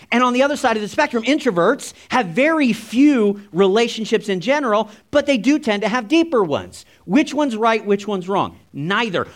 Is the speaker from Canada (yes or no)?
yes; Canada; We're Canadian